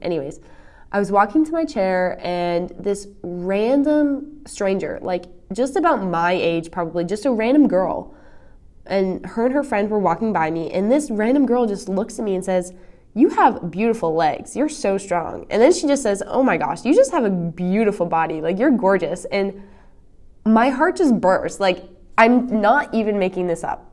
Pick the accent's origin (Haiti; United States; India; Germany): United States; East Coast; moved away; I'm from the East Coast